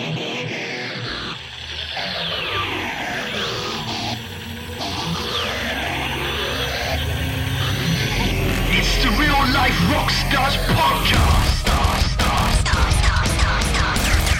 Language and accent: English; Devon, South West England, United Kingdom; we're two guys from Devon